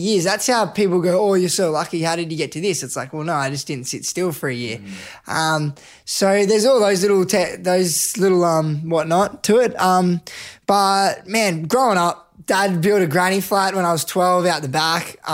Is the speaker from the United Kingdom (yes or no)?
no; Canberra, Australian Capital Territory, Australia; as a young kid, I grew up in Canberra.